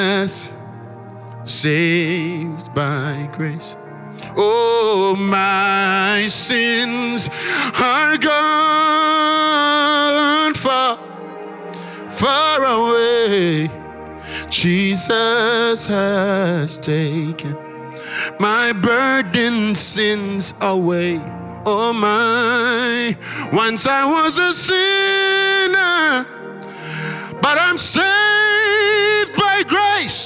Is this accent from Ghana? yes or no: yes; Ghana; moved away; our Ghanaian church mothers and fathers